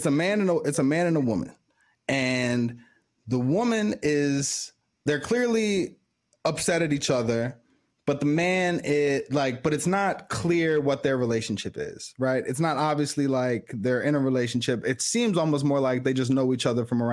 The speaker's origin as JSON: {"language": "English", "town": "Chicago", "region": "Illinois", "country": "United States", "said": "I'm from Chicago."}